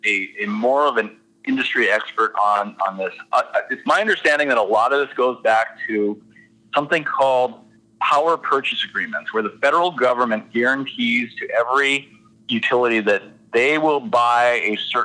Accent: Mercer County, North Dakota, United States; I grew up in Mercer County in Bath

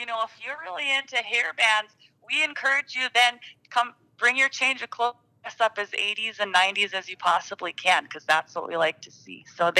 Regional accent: Watford City, North Dakota, United States; when I was growing up in Watford, the whole community was 1,200 people. You know, I graduated 2001.

